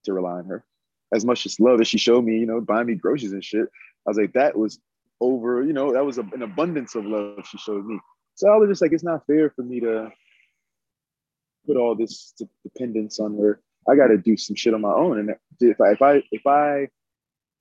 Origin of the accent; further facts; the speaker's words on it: New York City, New York, United States; moved away as an adult; also born or lived in Maryland; now in Los Angeles, United States; I grew up in Crown Heights